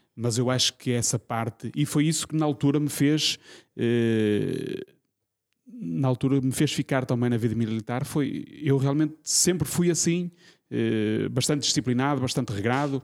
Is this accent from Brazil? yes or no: no; Norte, Portugal; eu sou do norte